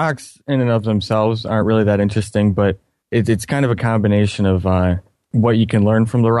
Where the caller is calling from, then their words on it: Michigan, United States; Well, Michigan.